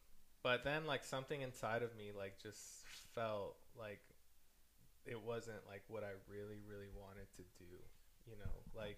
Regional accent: Mexico; born there; Like, I was born in Mexico. I used to go to Mexico every single year and all of that.

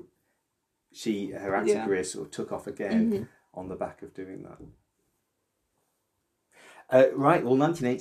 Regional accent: the North, the north of England, United Kingdom; I grew up in the North.

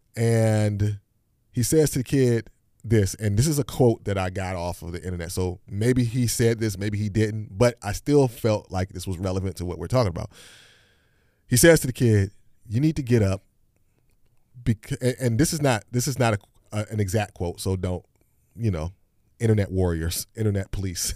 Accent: Hampton, Virginia, United States; I grew up in Hampton, Virginia

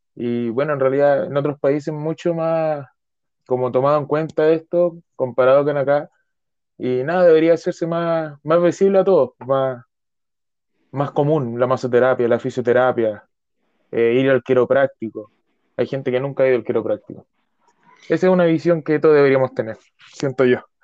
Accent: Chile; yo soy chileno de corazón

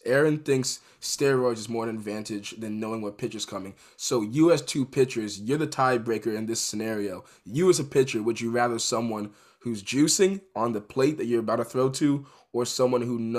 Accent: New York City, New York, United States; I was born in the Bronx, New York. So I'm a big time Yankees fan

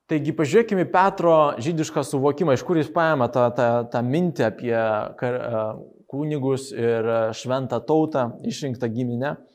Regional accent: Moldova; Lithuanian is a second language; moved away; aš iš Moldovos

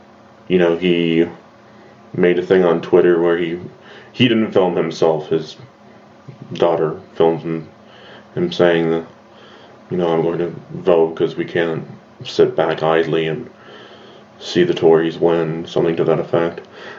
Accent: United States; I am an American, and I will be voting wisely in our election in 2020.

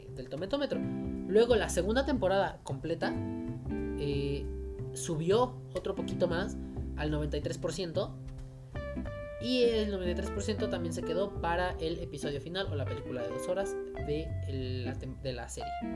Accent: Mexico; nosotros como pues, mexicanos y latinoamericanos que somos

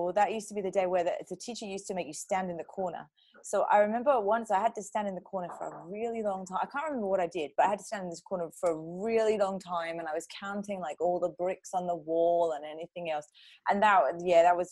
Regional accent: London, United Kingdom; moved away as an adult; also born or lived in Dubai / Switzerland; I grew up in London. I moved around the UK quite a bit. And then I went to Dubai for a while, then back to the UK, and then to Switzerland.

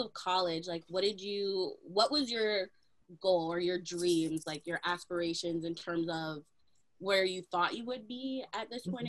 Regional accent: Mississauga, Ontario, Canada; we kind of grew up in the same place

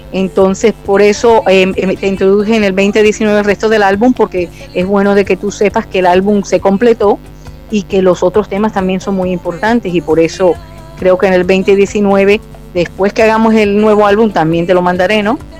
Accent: Barranquilla, Atlántico, Colombia; Nací en Barranquilla, Colombia, de madre colombiana y padre italiano.

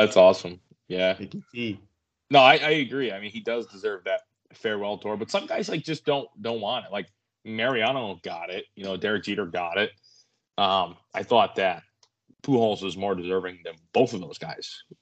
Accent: Smithfield, Rhode Island, United States; I'm from Smithfield

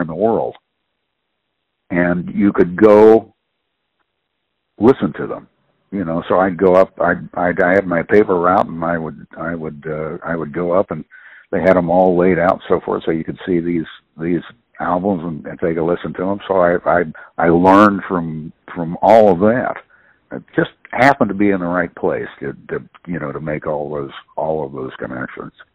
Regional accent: Columbus, Ohio, United States; moved away as an adult; also born or lived in New Orleans; the first time I was seriously away from Columbus

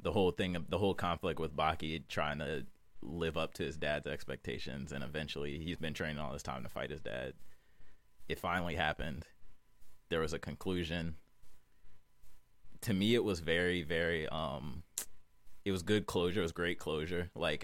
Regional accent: New York, United States; I don't get New York that much. Like, I don't get the New York, like, I'm from New York

